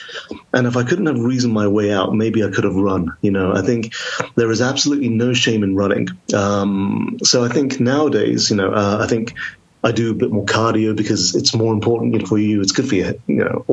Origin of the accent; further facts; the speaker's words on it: Telford, Wolverhampton, Birmingham, West Midlands, United Kingdom; now in Oxford, United Kingdom; I live in Oxford now, but I grew up in Telford, Wolverhampton, Birmingham, the West Midlands